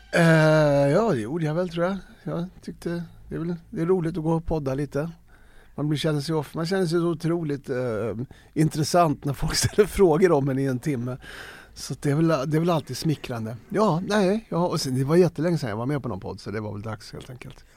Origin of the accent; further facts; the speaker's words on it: Stockholm, Stockholm County, Sweden; Jag är uppvuxen i Farsta, en ABC-förort eh, arbete bostadscentrum